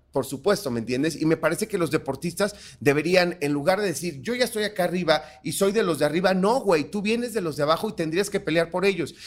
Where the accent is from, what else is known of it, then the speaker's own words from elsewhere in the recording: Cosamaloapan, Veracruz, Mexico; yo soy negro, pero soy de Cosamaloapan, Veracruz